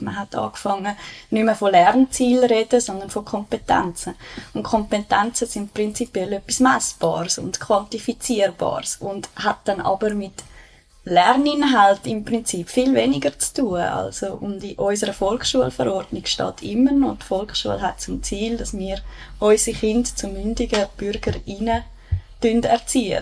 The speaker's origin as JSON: {"language": "German", "town": "Bülach", "region": "Zurich", "country": "Switzerland", "tie": "born or raised there", "also_born_or_lived": "Schwamendingen, Zurich", "lives_now": "Zurich, Switzerland", "said": "ich bin in Bülach aufgewachsen."}